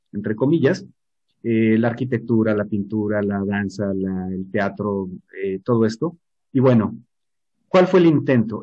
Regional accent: Mexico; nosotros como mexicanos

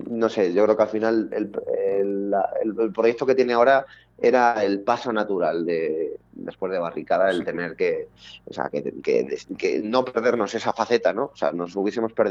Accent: Madrid, Community of Madrid, Spain; Somos de Madrid, en concreto el barrio se el grupo se fundó en, en el barrio de Vallecas, eh, que es donde bueno, llevamos viviendo desde hace muchos años.

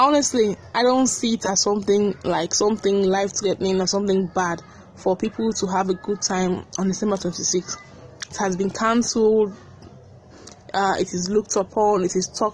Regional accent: Sierra Leone; growing up in Sierra Leone

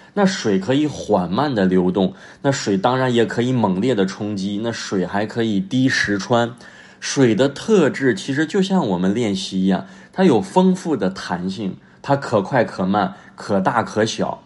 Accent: China; now in Tianjin, China; 我们作为中国人

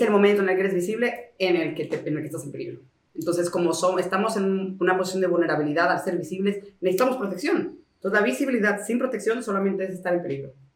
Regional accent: Mexico; moved away; also born or lived in Spain; yo soy mexicano.

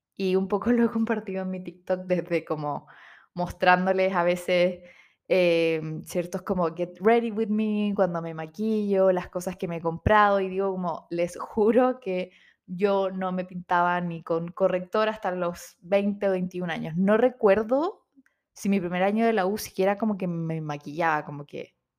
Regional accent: Chile

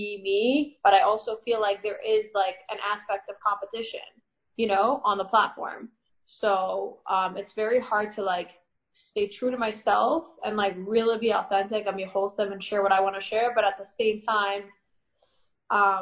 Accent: Toronto, Ontario, Canada; also born or lived in Paris / Crown Heights / Israel; now in Elizabeth, United States; I was born in Paris. I grew up in Toronto, and I lived in Crown Heights for 3 years, and now I currently live in Jersey.

